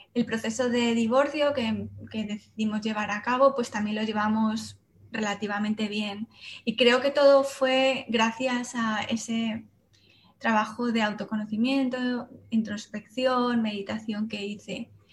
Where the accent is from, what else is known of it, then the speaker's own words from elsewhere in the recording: Salamanca, Castile and León, Spain; moved away as an adult; also born or lived in Madrid; yo soy de Salamanca, pero me fui a estudiar a Madrid